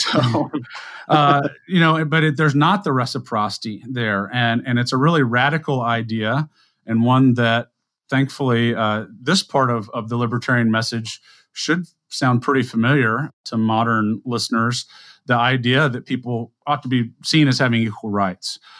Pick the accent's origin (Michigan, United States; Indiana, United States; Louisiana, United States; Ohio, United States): Louisiana, United States; South; I'm a guy from South Louisiana